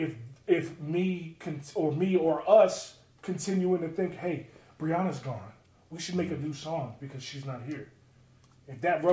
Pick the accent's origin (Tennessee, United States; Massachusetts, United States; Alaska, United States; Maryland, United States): Maryland, United States; Baltimore; I grew up in Maryland, so as a kid, I used to go to MCW shows